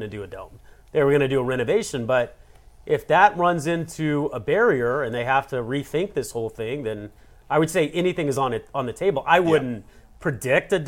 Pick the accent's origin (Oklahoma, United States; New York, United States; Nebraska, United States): Oklahoma, United States; Oklahoma City; I'm from Oklahoma City